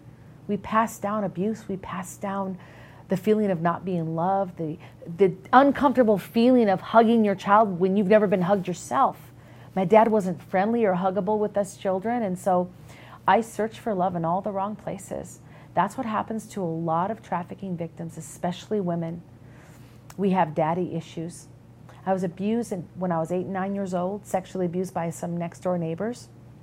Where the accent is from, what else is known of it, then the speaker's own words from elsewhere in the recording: Minneapolis, Minnesota, United States; accent: Minnesota; I'm actually from Minnesota, a Midwestern girl. They call us people in Minnesota, Minnesota nice. And if you can tell by my accent, I have my office sometimes ask me, hey, can you say posted again?